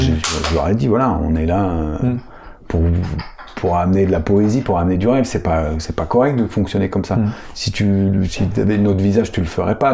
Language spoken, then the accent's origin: French; Paris, Île-de-France, France; moved away; je suis parisien, donc ma famille est à Paris, euh, mes attaches sont à Paris